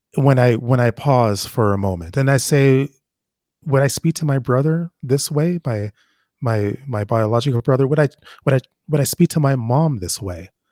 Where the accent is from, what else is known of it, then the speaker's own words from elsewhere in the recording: Toronto, Ontario, Canada; also born or lived in Jamaica; When I was growing up in Toronto